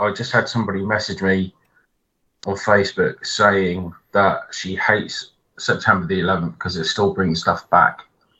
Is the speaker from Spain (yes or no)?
no; United Kingdom; I am British after all